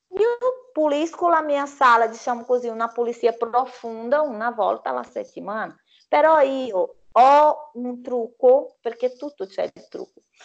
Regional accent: Brazil; Italian is a second language; now in Italy; quella bellissima colazione che facciamo dal mio paese

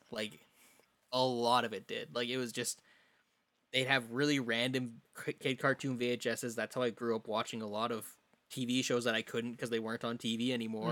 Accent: Saskatoon, Saskatchewan, Canada; I grew up in Saskatoon

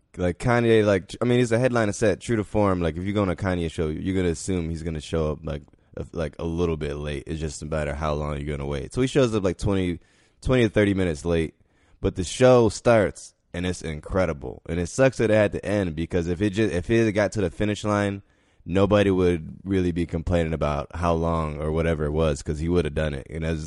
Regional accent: Chicago, Illinois, United States; Like, I'm from Chicago, Illinois.

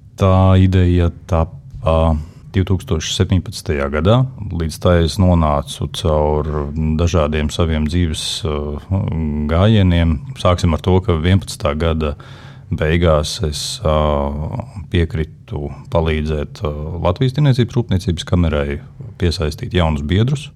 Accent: Liepāja, Kurzeme, Latvia; Es esmu no Liepājas. Liepājā piedzimu kā piektais bērns savā ģimenē

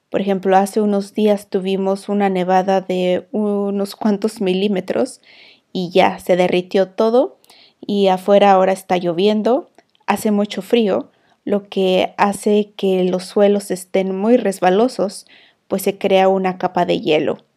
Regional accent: Mexico; now in Iceland; una mujer emprendedora y administradora de un hogar, transmitiendo desde Islandia

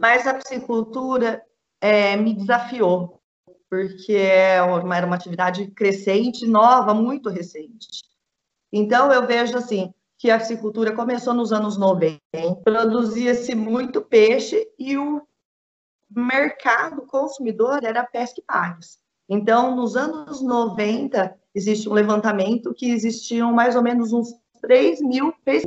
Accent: Presidente Prudente, São Paulo, Brazil; moved away as an adult; now in Jaboticabal, Brazil; eu sou de Presidente Prudente, região muito produtora de bovinos

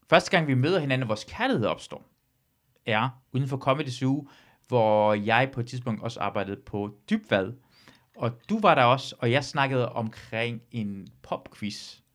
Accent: North Jutland, North Denmark Region, Denmark; jeg er fra Nordjylland.

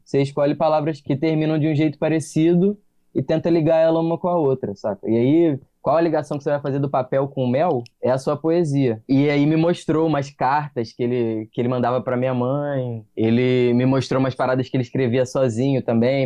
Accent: Unamar, Rio de Janeiro, Brazil; also born or lived in Minas Gerais; no lugar onde eu cresci, lá em Unamar

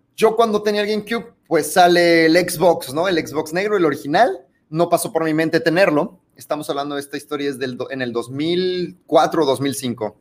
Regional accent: Mexico City, Mexico; also born or lived in Monterrey, Nuevo León; nos mudamos a la Ciudad de México.

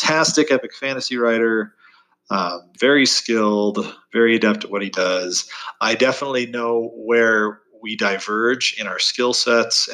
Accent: Oregon, United States; moved away as an adult; also born or lived in Southern California / Chile / Idaho / Boston; now in Utah, United States; I moved up to Oregon, which is really where I consider my childhood being occurring. So I lived there from 10 to 18.

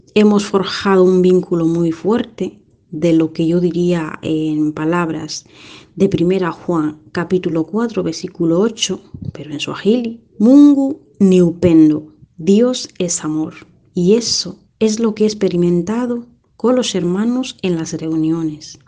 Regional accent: Kenya; moved away as an adult; now in Vigo, Spain; soy de Kenia y llevo ocho años viviendo aquí en España

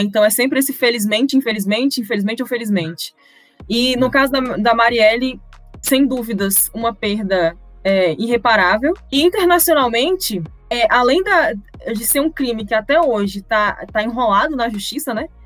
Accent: Brazil; sou brasileira

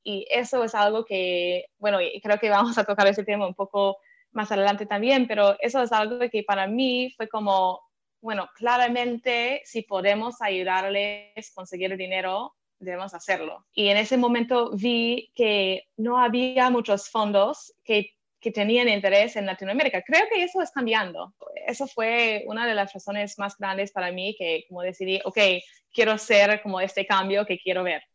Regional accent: Philadelphia, Pennsylvania, United States; Spanish is a second language; moved away as an adult; also born or lived in San Francisco; tengo un acento un poco diferente, es que soy estadounidense, crecí en Filadelfia

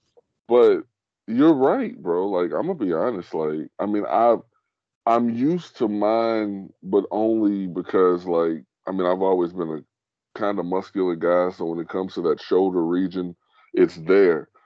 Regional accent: United States; I'm an American

